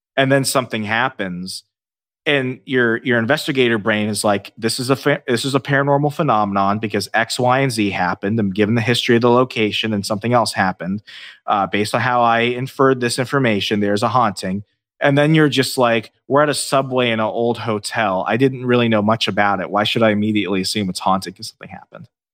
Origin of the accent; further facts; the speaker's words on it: Northern Virginia, United States; moved away as an adult; also born or lived in Alabama; I grew up in Northern Virginia for, uh, over ten, uh, m, more than ten years, two thousand eight to two thousand twenty-one until I moved